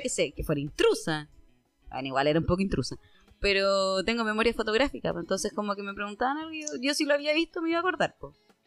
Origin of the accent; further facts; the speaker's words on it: Concepción, Biobío, Chile; nosotros somos de Concepción